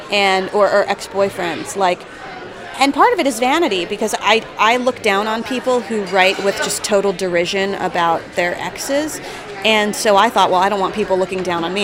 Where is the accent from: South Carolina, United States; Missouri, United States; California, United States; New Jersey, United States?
New Jersey, United States; moved away; I'm from New Jersey.